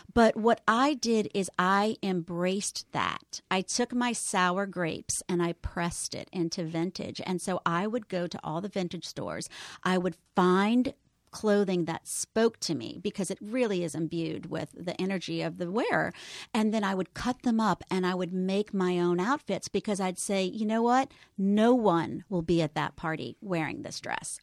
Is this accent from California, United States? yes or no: no; New Orleans, Louisiana, United States; moved away; I am raised in the 70s, but raised in the southern New Orleans 70s